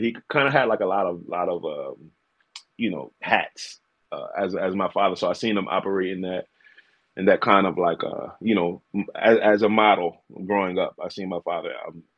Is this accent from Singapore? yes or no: no; Selbyville, Delaware, United States; Born and raised in Delaware, Shelbyville, Delaware.